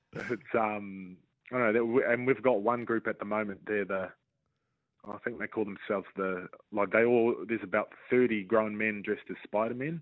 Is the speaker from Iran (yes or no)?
no; New Zealand; being in my home country, um, playing for, you know, obviously the Warriors are the only team in the country.